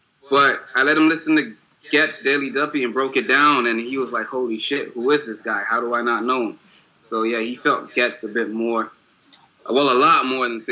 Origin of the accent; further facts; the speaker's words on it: Bahamas; now in Miami, United States; I live here, but I'm from the Bahamas originally